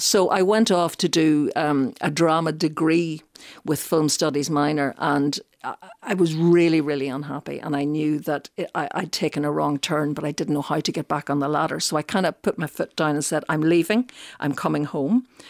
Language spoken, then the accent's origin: English; South County Derry, Northern Ireland, United Kingdom; moved away as an adult; also born or lived in Belfast; now in Dublin, Ireland; I'm from County Derry, South Derry originally